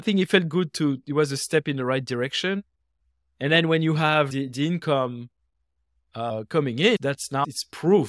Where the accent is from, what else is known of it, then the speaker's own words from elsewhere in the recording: France; moved away as an adult; now in United States; in France, where I was born and raised. And I came to the US uh, more than 20 years ago